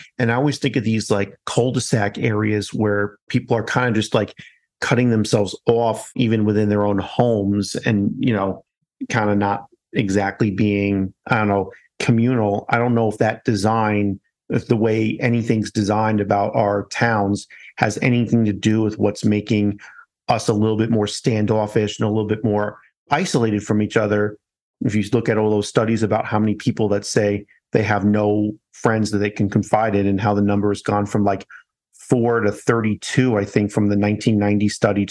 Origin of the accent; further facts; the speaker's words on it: New York, United States; now in Colorado, United States; I'm American through and through, born in New York, now in Colorado.